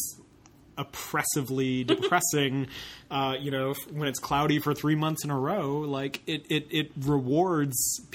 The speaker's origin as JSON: {"language": "English", "region": "Maine", "country": "United States", "tie": "born or raised there", "also_born_or_lived": "Boston", "moved": "as an adult", "lives_now": "Seattle, United States", "said": "I'm from the East Coast. I was born in Maine, and I lived in Boston because Boston's like the training wheel city"}